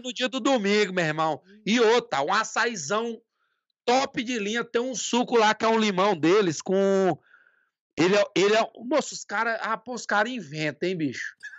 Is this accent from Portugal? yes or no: no; Tucumã, Pará, Brazil; also born or lived in Marabá, Pará; Eu sou de Tucumã, né? Eu, eu nasci no Marabá, mas eu fui muito novo para Tucumã, é a cidade que eu amo demais